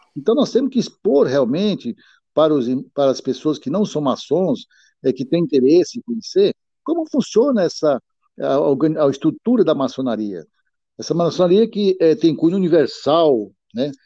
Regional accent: Piauí, Brazil; now in Olímpia, Brazil; embora eu não seja original de Olímpia, eu sou do Piauí

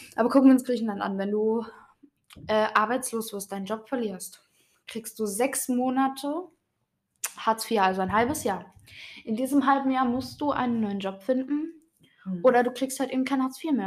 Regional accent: Germany; bei uns in Deutschland

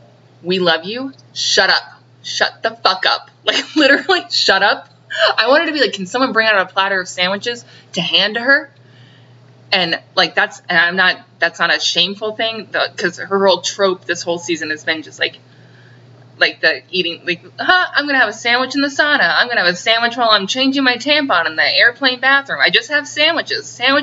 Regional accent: Long Island, New York, United States; now in Orange County, United States; but it's me, I talk like that, cause I'm from Long Island, am I right?

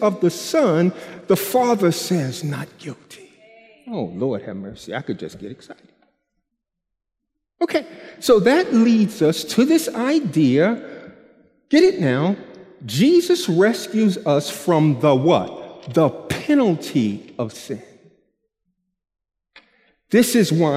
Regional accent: New York, United States; I'm from New York

